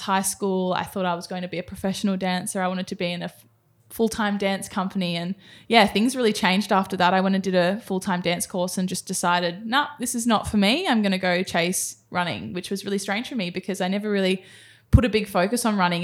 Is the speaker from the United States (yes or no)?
no; Sydney, New South Wales, Australia; moved away as an adult; now in Gold Coast, Australia; I grew up in Sydney, in Cronulla.